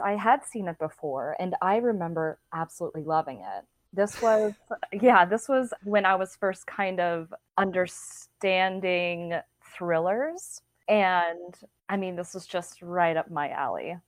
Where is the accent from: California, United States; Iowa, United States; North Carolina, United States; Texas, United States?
Texas, United States; San Marcos; I am from San Marcos High School in Texas, and we were the rattlers